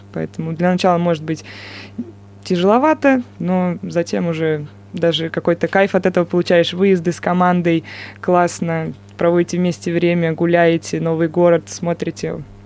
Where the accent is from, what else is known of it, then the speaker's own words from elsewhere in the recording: Moscow, Russia; moved away as an adult; now in Chelyabinsk, Russia; я из Москвы начинала, естественно, свой баскетбольный путь в Москве